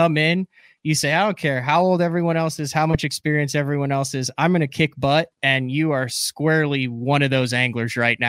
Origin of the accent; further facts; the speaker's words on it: central Illinois, United States; I grew up fishing Illinois, Assumption Bass Club, middle of the state